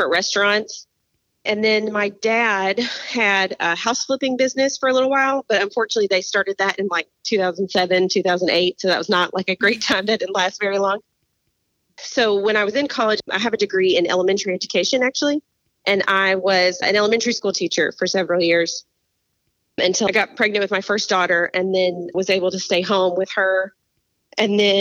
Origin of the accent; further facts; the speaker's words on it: Smyrna, Tennessee, United States; moved away as an adult; also born or lived in Nashville, Tennessee / North Carolina; now in Dalton, United States; we actually moved out to a suburb of Nashville called Smyrna. And that's where I grew up and lived there until I was 31